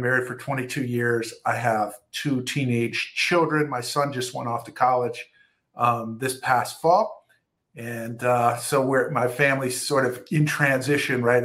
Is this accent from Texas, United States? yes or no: no; Ohio, United States; I've been born and raised in Ohio